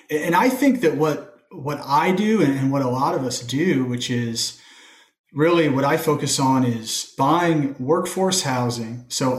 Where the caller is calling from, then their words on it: Indianapolis, Indiana, United States; I'm calling in from Indianapolis, so right here in the heart of the Midwest.